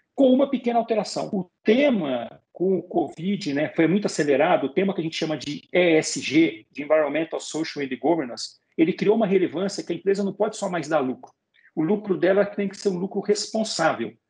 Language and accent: Portuguese; Belo Horizonte, Minas Gerais, Brazil; Eu sou de Belo Horizonte, Minas Gerais. Lá em Belo Horizonte tem a maior feira de arte e artesanato da América Latina.